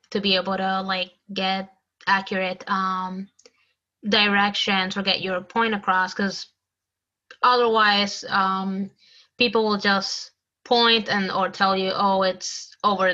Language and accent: English; Puerto Rico; moved away; I grew up like in Puerto Rico